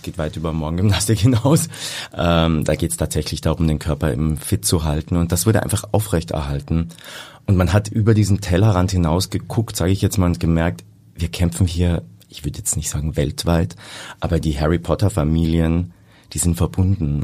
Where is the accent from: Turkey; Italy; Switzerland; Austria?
Austria; Carinthia; also born or lived in Hamburg; now in Vienna, Austria; Ich komme aus dem schönen Kärnten, da bin ich geboren und lebe aber schon über 20 Jahre in Wien.